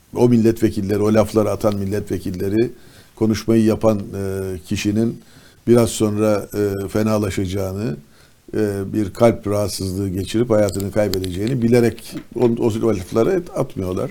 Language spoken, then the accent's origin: Turkish; İzmir, Turkey; ben bir İzmirli olarak